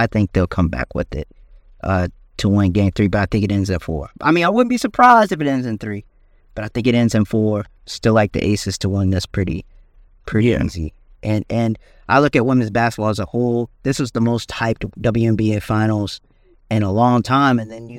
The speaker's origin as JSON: {"language": "English", "region": "South Carolina", "country": "United States", "said": "Good chunk of our lives in South Carolina."}